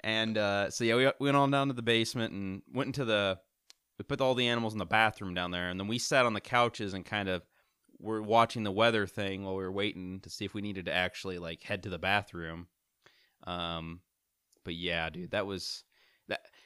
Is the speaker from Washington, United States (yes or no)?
no; Missouri, United States; I I've been born and raised in Missouri my whole life